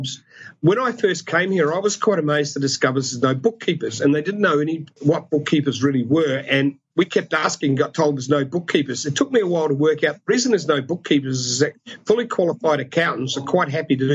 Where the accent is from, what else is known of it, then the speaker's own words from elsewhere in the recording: Australia; we're Australian.